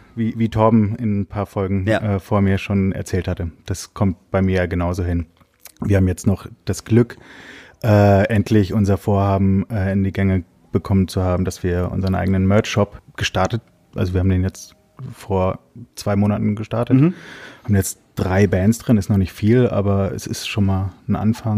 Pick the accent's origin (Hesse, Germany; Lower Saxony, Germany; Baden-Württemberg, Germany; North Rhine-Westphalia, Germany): Hesse, Germany; Giessen; moved away; ich habe selber damals in der Heimat in Gießen, ich komme aus Gießen in Hessen